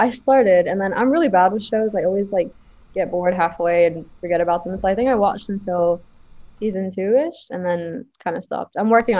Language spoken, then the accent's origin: English; Abu Dhabi, United Arab Emirates; also born or lived in Toronto; I'm from Abu Dhabi.